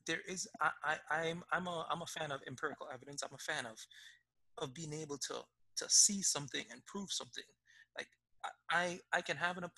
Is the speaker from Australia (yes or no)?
no; Jamaica; moved away; I grew up in Jamaica. Jamaica is probably one of the most religious countries in the world.